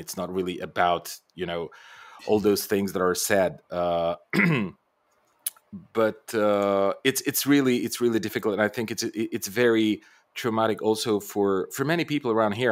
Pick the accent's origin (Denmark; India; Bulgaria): Bulgaria; I'm Bulgarian by birth, so I come from the Balkans